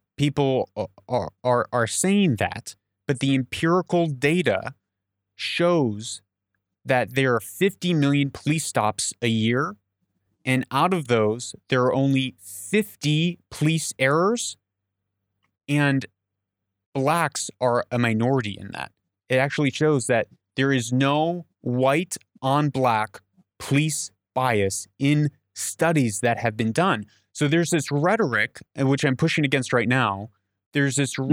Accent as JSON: {"language": "English", "country": "United States", "said": "I'm an American"}